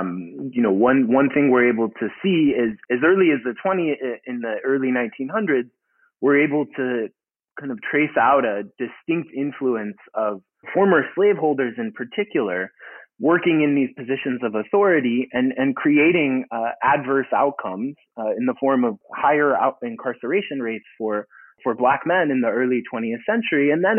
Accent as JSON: {"language": "English", "town": "St. Louis", "region": "Missouri", "country": "United States", "tie": "born or raised there", "said": "I grew up in St. Louis, Missouri"}